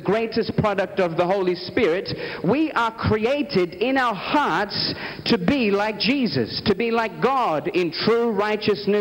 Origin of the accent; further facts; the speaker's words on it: Australia; I am from Australia